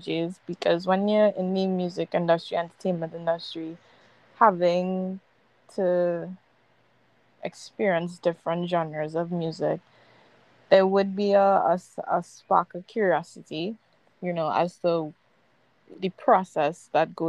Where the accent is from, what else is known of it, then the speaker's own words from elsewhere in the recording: Trinidad & Tobago; growing up in the Caribbean